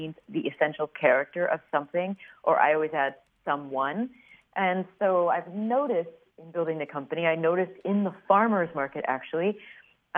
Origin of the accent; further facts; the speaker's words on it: Peoria, Illinois, United States; I grew up in Peoria, Illinois